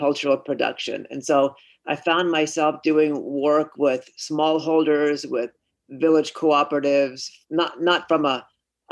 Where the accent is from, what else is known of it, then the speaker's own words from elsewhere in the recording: Oakland, California, United States; also born or lived in Gujarat, India; I grew up in California. We immigrated from Gujarat